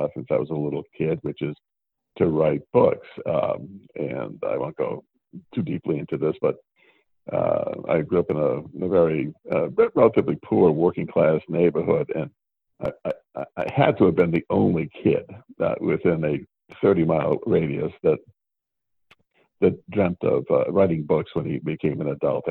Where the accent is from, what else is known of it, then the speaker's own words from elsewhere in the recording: Worcester, Massachusetts, United States; now in Madison, United States; I'm originally from Worcester, Massachusetts. So originally I'm an East Coaster, but I've been in Wisconsin for about 50 years now